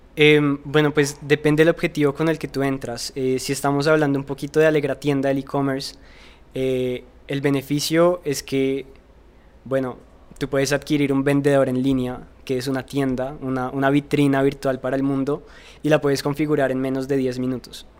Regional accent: Colombia; yo soy un joven colombiano

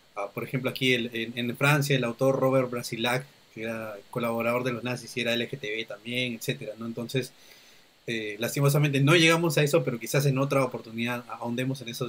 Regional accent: Peru; Perú somos, somos muchos somos muchos grupos humanos que vivimos aquí

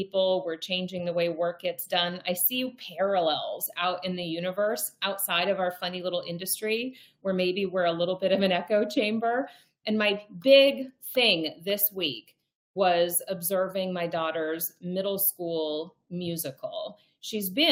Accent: North Dakota, United States; also born or lived in Milwaukee, Wisconsin; I was born in Milwaukee. I grew up in North Dakota

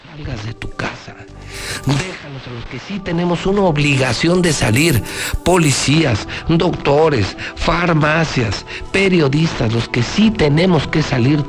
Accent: Aguascalientes, Mexico; Yo sí nací en Aguascalientes

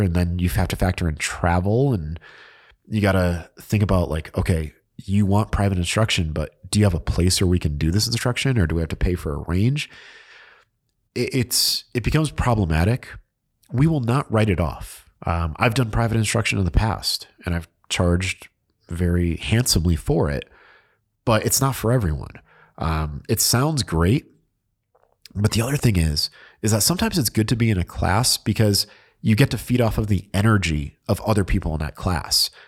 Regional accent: New England, United States; I'm from New England

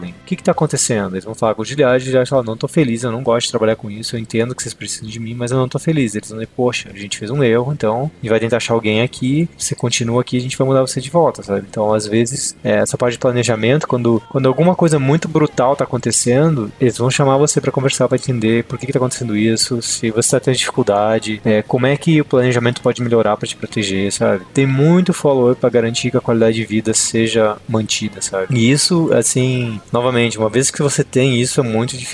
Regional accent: Brazil; moved away; quando vim do Brasil, a gente tem sangue no olho, né? A gente quer dominar o mundo

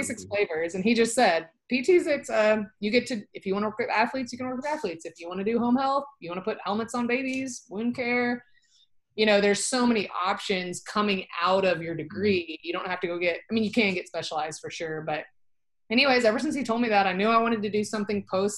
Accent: Dallas, Texas, United States; So I grew up in Dallas, North Dallas, and I've lived here my whole life

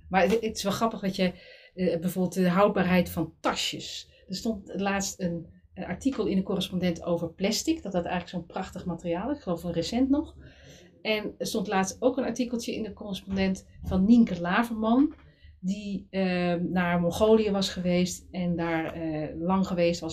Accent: Middelburg, Zeeland, Netherlands; ik kom uit Zeeland, Middelburg, een beetje provinciaal

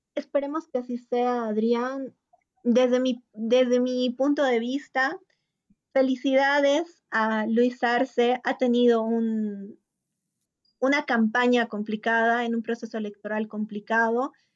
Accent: Bolivia; como bolivianos que somos

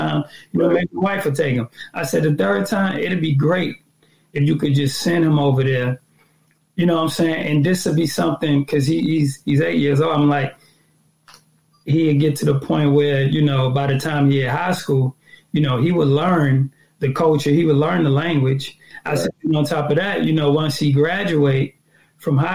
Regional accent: New York, United States; now in Atlanta, United States; growing up when we was in New York, like we was speaking Spanish

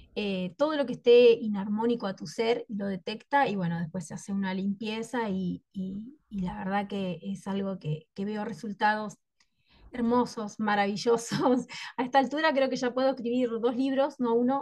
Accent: Concepción del Uruguay, Entre Ríos, Argentina; yo soy de Concepción del Uruguay, Entre Ríos, Argentina.

